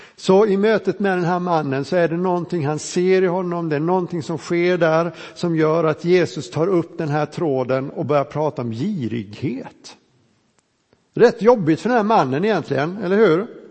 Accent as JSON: {"language": "Swedish", "region": "Småland", "country": "Sweden", "said": "vi smålänningar"}